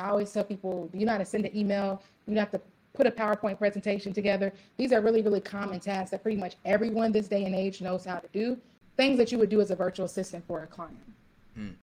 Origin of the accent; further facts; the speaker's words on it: Louisville, Kentucky, United States; also born or lived in Ohio; now in Dallas, United States; I'm actually originally from Louisville, Kentucky.